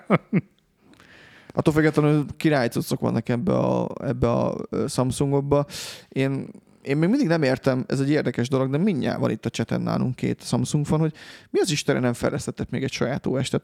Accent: Hungary; magyarok vagyunk

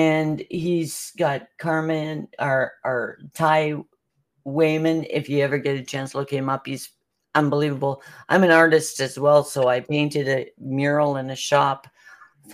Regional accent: Canada; I am Canadian

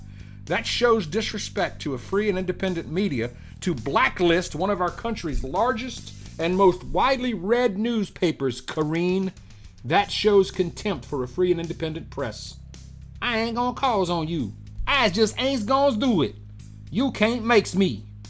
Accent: Louisiana, United States; I'm from Louisiana

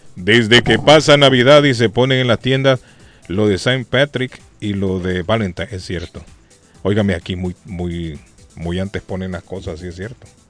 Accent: Argentina; moved away; Yo soy argentino, me gusta la Argentina

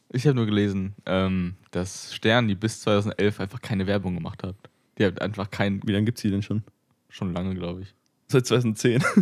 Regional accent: Leipzig, Saxony, Germany; Ich komme aus Leipzig, by the way.

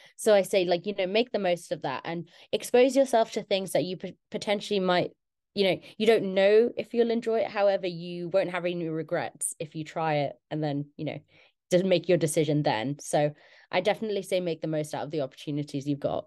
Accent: London, United Kingdom; moved away as an adult; now in Exeter, United Kingdom; I'm originally from London.

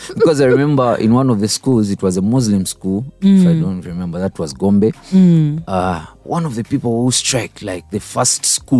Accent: Kampala, Central Region, Uganda; also born or lived in Kashari, Uganda; I grew up from around Kampala, Chitintale

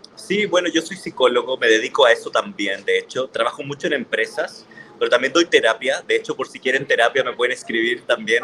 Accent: Chile; moved away as an adult; now in Mexico City, Mexico; Soy un artista chileno que vive en Ciudad de México particularmente hace cinco años ya

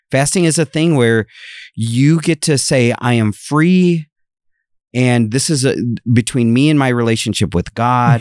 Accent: Ohio, United States; moved away; I am originally from Ohio.

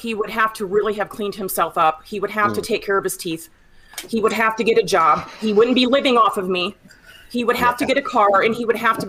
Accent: Las Vegas, Nevada, United States; I'm from the Las Vegas area. So I flew from Vegas to, Pennsylvania.

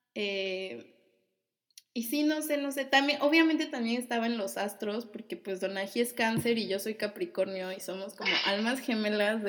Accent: Mexico; moved away as an adult

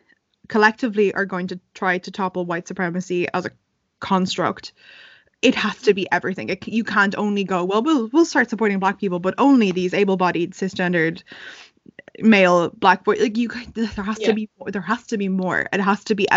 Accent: Ireland; growing up in Ireland, there were two people of color in my whole school

